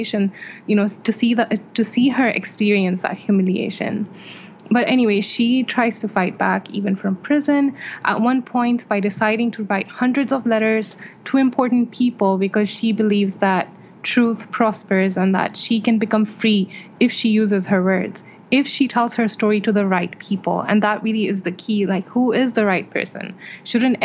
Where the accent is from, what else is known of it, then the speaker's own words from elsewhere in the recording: Saudi Arabia; moved away as an adult; now in India; I was born and raised in Saudi Arabia, where I lived until very recently, and I currently live in India.